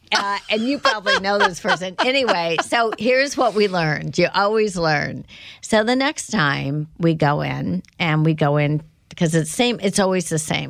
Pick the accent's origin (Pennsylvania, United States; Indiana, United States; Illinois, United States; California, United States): Indiana, United States; growing up in Indiana